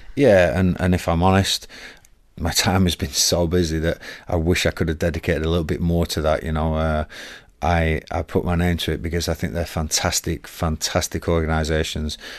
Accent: Blackburn, North West England, United Kingdom; moved away; Mum and dad still live in Blackburn

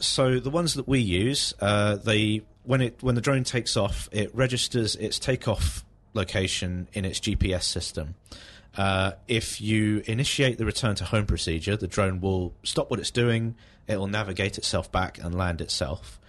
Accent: High Wycombe, South East England, United Kingdom; now in Aylesbury, United Kingdom; I was raised in High Wycombe

